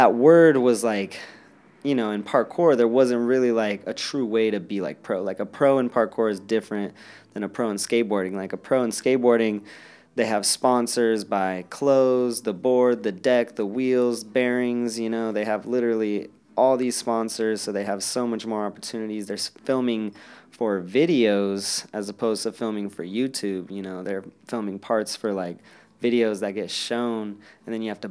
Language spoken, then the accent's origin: English; Denver, Colorado, United States; I'm from Denver, Colorado, 28 years old